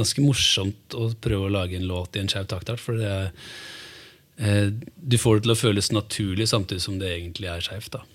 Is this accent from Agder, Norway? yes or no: no; Hamar, Innlandet, Norway; also born or lived in Italy; now in Oslo, Norway; Jeg er oppvokst på Storhamar